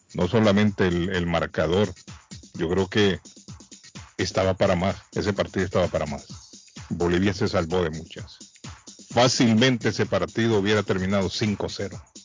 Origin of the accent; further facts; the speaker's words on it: Honduras; now in Massachusetts, United States; en Honduras, en mi país